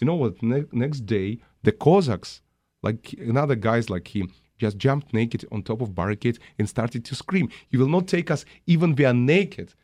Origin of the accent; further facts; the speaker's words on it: Russia; now in United States; I was born in Russia.